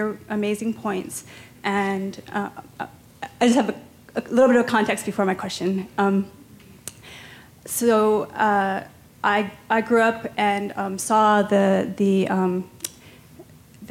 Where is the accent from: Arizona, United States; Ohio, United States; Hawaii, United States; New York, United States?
Hawaii, United States; Hanalei; also born or lived in Waikiki, Honolulu, Hawaii; I actually was raised in Hanalei, Kauai